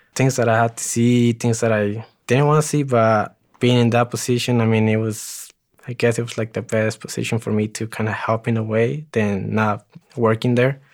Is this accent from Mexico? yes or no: yes; Ciudad Juárez, Chihuahua, Mexico; also born or lived in El Paso, Texas / Greeley, Colorado; now in Denver, United States; I was actually born in El Paso, Texas, but I, I lived in Juarez. I was raised in Juarez